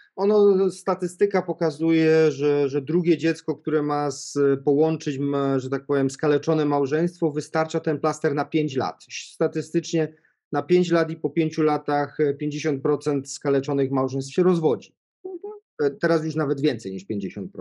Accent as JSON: {"language": "Polish", "town": "Świdnica", "region": "Lower Silesian Voivodeship", "country": "Poland", "said": "ja pochodzę z takiego małego miasta, nie z Wrocławia, spod Wrocławia, piękna miejscowość Świdnica"}